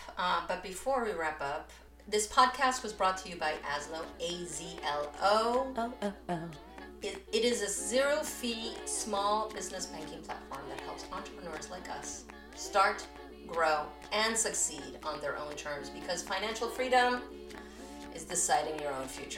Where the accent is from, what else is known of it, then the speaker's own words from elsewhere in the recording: New York, United States; born there; English is a second language; I would say like I was born in New York and I learned English in New York, and I have most of my family immigrated to New York when I first did.